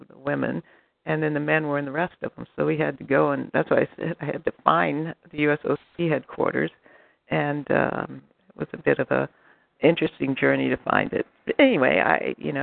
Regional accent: United States; I'm from the United States of America

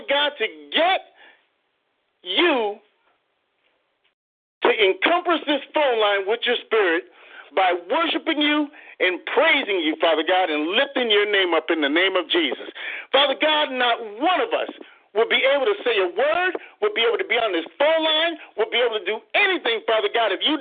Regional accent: Waterbury, Connecticut, United States; moved away as an adult; now in Conway, United States; I'm from Waterbury, Connecticut. My wife and I moved to Conway, South Carolina

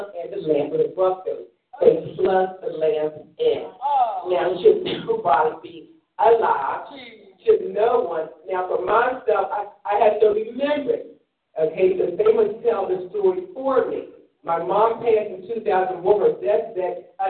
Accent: Philadelphia, Pennsylvania, United States; also born or lived in Germany; I was born in Philadelphia about age 1920

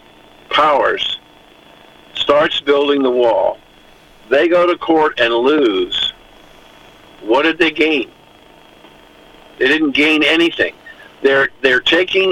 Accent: Columbus, Ohio, United States; moved away; also born or lived in New Jersey; I'm born and raised in Columbus, Ohio

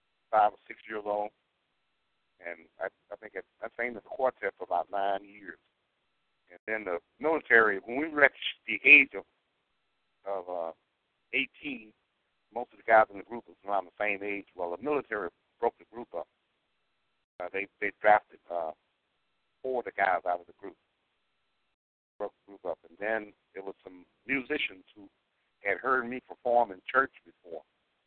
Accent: Arkansas, United States; also born or lived in Illinois / Kansas; Well, between Arkansas, Chicago, and Kansas. And then I spent some time in D.C. and in California.

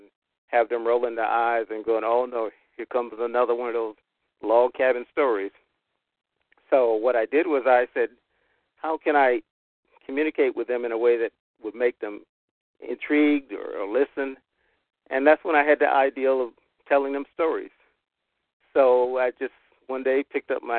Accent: Clarkton, North Carolina, United States; I was born and raised in North Carolina, had a southern farm experience growing up on a tobacco farm in a little town called Clarkton

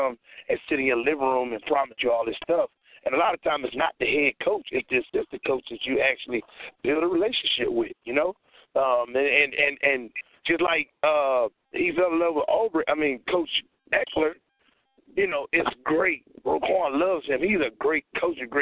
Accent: Louisiana, United States; I'm from Louisiana

